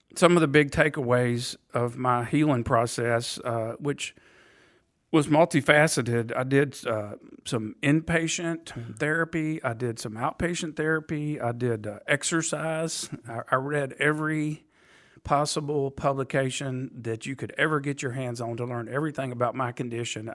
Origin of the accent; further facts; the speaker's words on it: Nashville, Tennessee, United States; also born or lived in Tuscaloosa, Alabama; I am a Nashville native